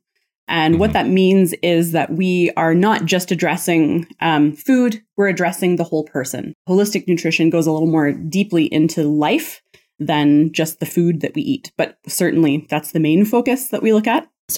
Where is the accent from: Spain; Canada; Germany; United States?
Canada; Kitchener, Ontario; I was born in Kitchener, Waterloo, Ontario.